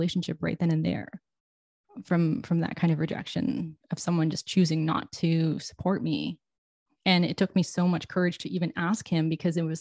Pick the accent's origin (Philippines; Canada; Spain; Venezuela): Canada; Toronto, Ontario; I'm from Toronto